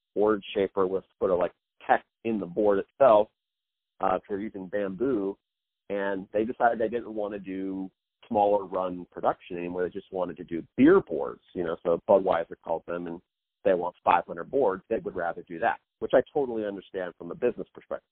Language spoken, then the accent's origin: English; Kansas City, Missouri, United States; I was born and raised in actually in the Midwest in Kansas City, Missouri